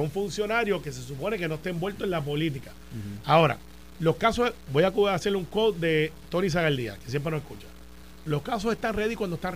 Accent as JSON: {"language": "Spanish", "town": "Guaynabo", "country": "Puerto Rico", "said": "Yo soy de Guaynabo."}